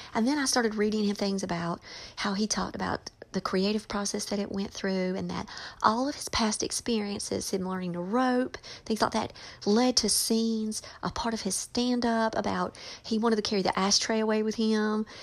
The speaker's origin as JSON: {"language": "English", "region": "North Carolina", "country": "United States", "tie": "born or raised there"}